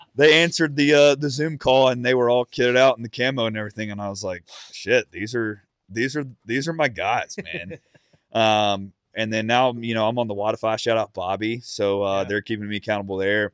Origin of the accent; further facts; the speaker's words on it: Mississippi, United States; now in Nashville, United States; growing up in Mississippi, I was blessed with private land and and hunting clubs